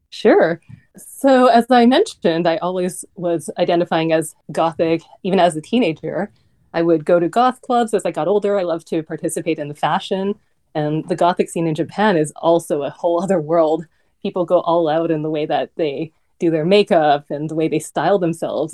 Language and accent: English; Vancouver, British Columbia, Canada; moved away; also born or lived in New York; I'm Canadian. I grew up in Vancouver